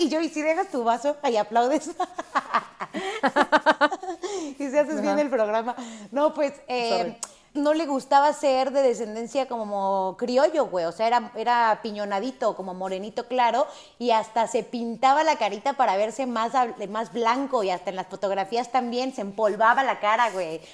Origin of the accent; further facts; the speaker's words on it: Mexico; nuestro país